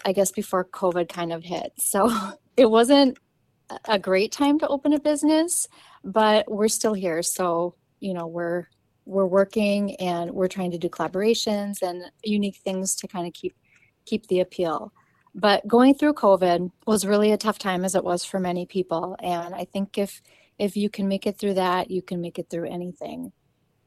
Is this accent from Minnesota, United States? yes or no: yes; Swanville, Minnesota, United States; I'm from Swanville, Minnesota, and I'm a boutique owner at the current time